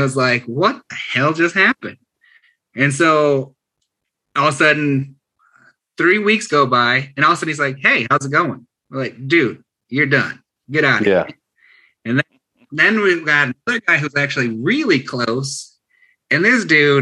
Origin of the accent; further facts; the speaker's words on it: Michigan, United States; I'm from Michigan.